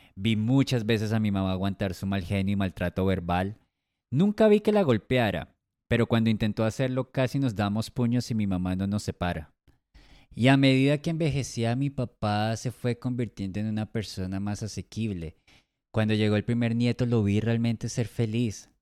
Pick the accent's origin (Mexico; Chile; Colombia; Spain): Colombia; Nací en Colombia hace 41 años